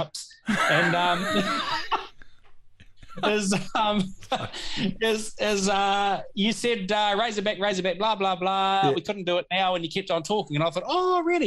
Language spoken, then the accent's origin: English; New Zealand; as a New Zealander